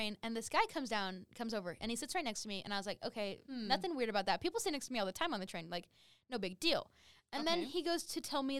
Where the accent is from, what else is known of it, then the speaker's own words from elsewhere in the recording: Riverton, Utah, United States; I'm from Salt Lake area.